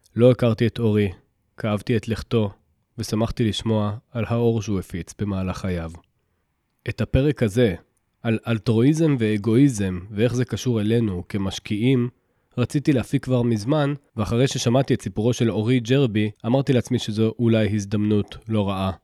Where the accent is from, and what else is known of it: Israel